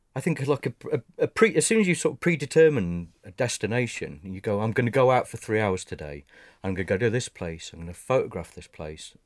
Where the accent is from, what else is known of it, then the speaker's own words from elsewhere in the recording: United Kingdom; as British